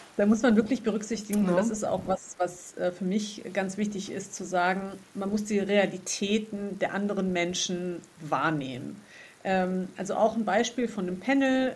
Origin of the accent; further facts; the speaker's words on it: Hesse, Germany; wo ich herkomme, also eben aus Hessen